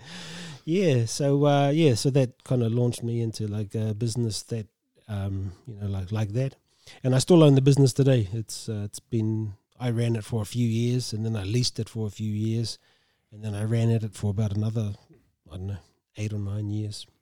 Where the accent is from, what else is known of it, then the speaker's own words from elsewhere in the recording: Tolaga Bay, Gisborne, New Zealand; I grew up in Talaga Bay. and, uh, went to high school there